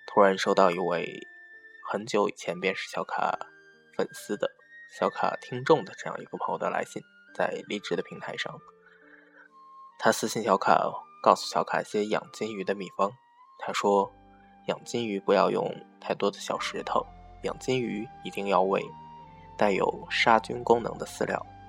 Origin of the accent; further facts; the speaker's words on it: northern China, China; now in southern China; 作为一个北方人